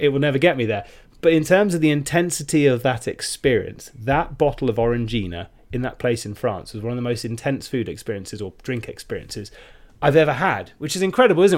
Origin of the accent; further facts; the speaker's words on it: United Kingdom; we're British